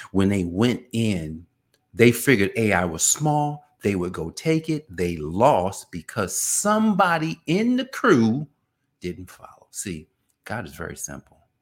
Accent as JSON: {"language": "English", "town": "Newark", "region": "New Jersey", "country": "United States", "tie": "born or raised there", "said": "I grew up in Newark, New Jersey."}